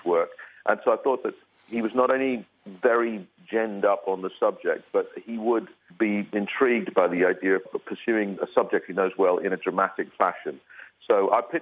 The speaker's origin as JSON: {"language": "English", "town": "Belfast", "region": "Northern Ireland", "country": "United Kingdom", "tie": "born or raised there"}